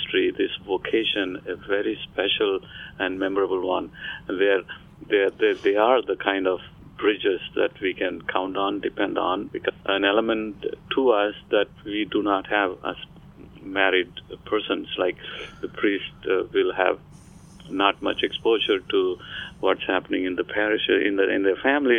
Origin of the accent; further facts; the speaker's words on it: India; moved away as an adult; now in Florida, United States; I came from India